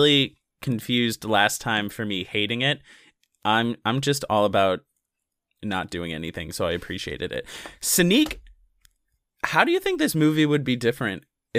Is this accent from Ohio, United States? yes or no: no; South Carolina, United States; we're from the South, we're from South Carolina.